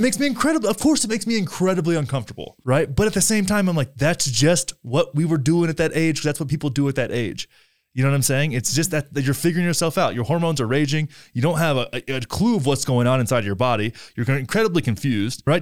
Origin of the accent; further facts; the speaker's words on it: Graham, Texas, United States; my hometown of Graham, Texas